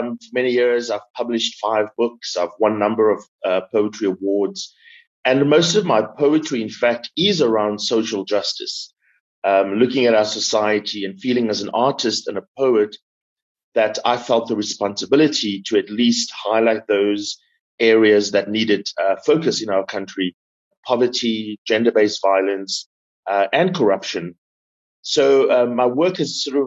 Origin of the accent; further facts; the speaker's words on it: Cape Town, Western Cape, South Africa; I grew up in the Cape Flats. I grew up in a township